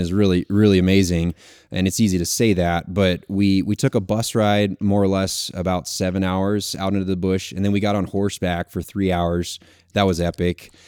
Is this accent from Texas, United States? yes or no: yes; Texas, United States; I'm from Texas originally, born and raised